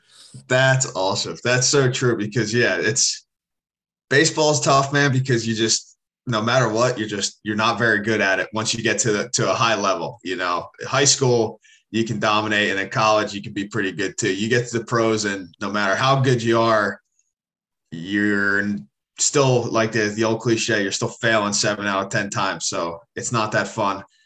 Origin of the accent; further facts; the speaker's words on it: Philadelphia, Pennsylvania, United States; moved away; growing up in Philly